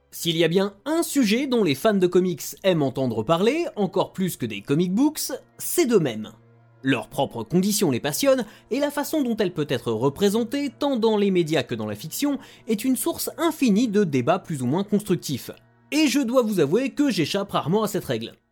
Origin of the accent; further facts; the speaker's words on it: France; nous, euh, on est français, on va quand même pas fêter ça